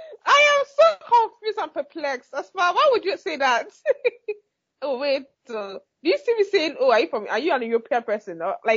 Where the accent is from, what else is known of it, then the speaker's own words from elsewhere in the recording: Nigeria; moved away; I'm a Nigerian